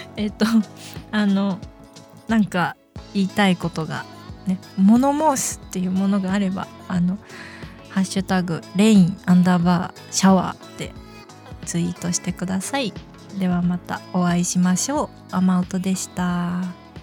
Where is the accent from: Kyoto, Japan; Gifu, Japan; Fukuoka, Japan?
Gifu, Japan; accent: Gifu dialect; also born or lived in Kuwana, Mie / Shizuoka; 私出身、生まれ、生まれは三重県の桑名市で、育ちは岐阜県なんですね